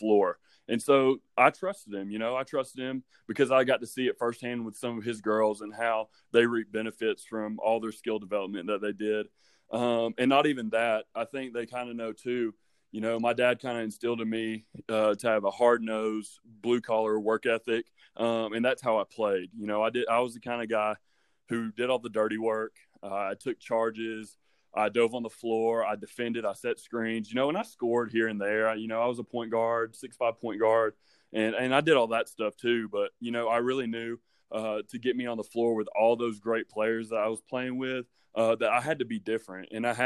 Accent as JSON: {"language": "English", "area": "Dade County", "region": "Georgia", "country": "United States", "tie": "born or raised there", "also_born_or_lived": "Buford, Georgia", "said": "I grew up in Dade County. It's the upper northwestern corner of Georgia"}